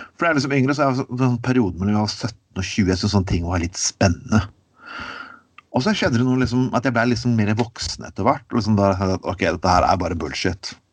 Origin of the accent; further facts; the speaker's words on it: Skien, Telemark, Norway; moved away; Jeg vokste opp i Skien og, øvrig, uh, eh, og vokste opp i Telemark